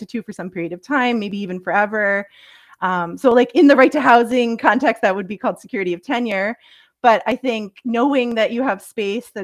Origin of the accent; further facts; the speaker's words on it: upstate New York, United States; moved away as an adult; also born or lived in Philadelphia; now in Canada; I'm from the States. I grew up in upstate New York.